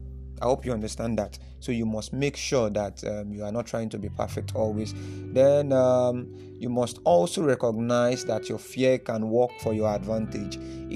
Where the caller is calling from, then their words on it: Nigeria; You know, I'm speaking from Nigeria, and then I know this affects as many people that are listening to this from different parts of the world.